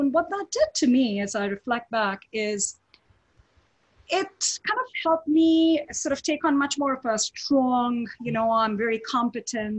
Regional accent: India; moved away as an adult; now in United States; I grew up in India, you know, I was born in India, grew up there.

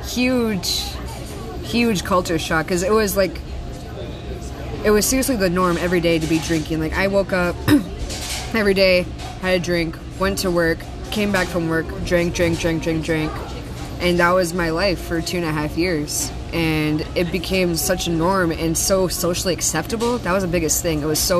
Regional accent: Key West, Florida, United States; So, I came from Key West, and I never really made the transition. Like, hey, I'm off the island.

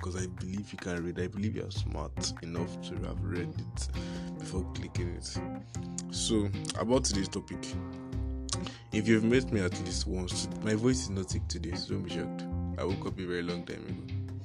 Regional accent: Nigeria; I am a Nigerian

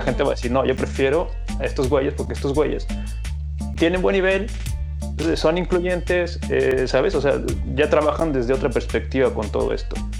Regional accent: Mexico; en mi país

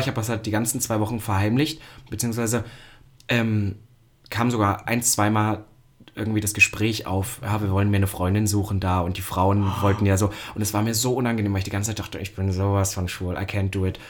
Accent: Halle, Saxony-Anhalt, Germany; now in Berlin, Germany; in Halle, da wo ich herkomme

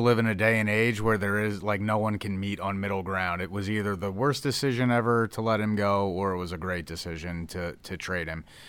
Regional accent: Philadelphia, Pennsylvania, United States; moved away; I grew up in Philadelphia, so I'm a diehard Phillies fan at heart

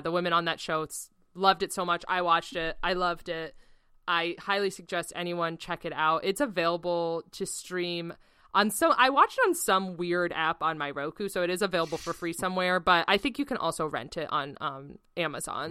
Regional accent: United States; as an American

